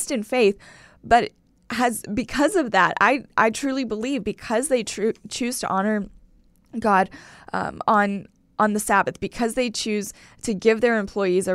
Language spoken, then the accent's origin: English; Texas, United States; as a Texan